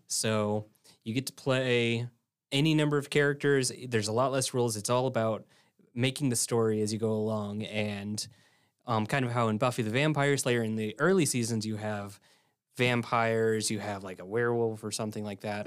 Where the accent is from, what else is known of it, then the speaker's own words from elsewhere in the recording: Illinois, United States; now in Ridgecrest, United States; So I came from Illinois, um, in the mid-, in the middle of the Midwest, Corn Belt, everything.